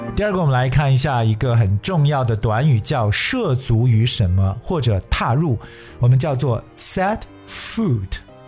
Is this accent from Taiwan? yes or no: no; China; 我们中国人作为游客来讲，可以说把足迹是撒遍了世界各地